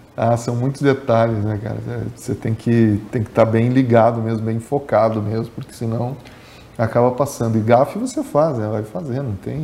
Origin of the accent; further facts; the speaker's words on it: Capinzal, Santa Catarina, Brazil; also born or lived in Machadinho, Rio Grande do Sul; now in Joaçaba, Brazil; eu nasci em Machadinho, no Rio Grande do Sul, ali pertinho da divisa uhum. aqui com Santa Catarina, né? E de lá, muito pequenininho já, minha família veio para Capinzal